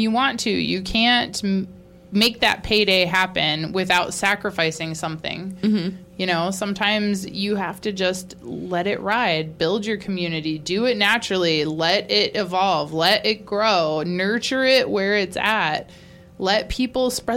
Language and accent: English; Georgia, United States; I'm from Georgia.